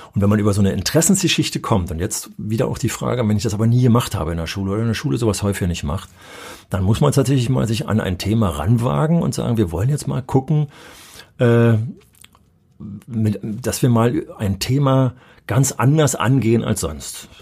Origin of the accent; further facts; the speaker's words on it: Berlin, Germany; moved away; als Berliner Schüler